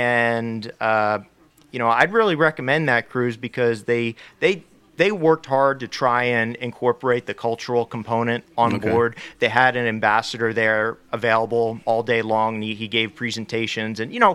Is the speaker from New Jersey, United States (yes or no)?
yes; New Jersey, United States; moved away as an adult; also born or lived in Rochester, New York / Clearwater, Florida / Philadelphia / Portland; now in Hawaii, United States; I grew up in New Jersey, lived there for 18 years.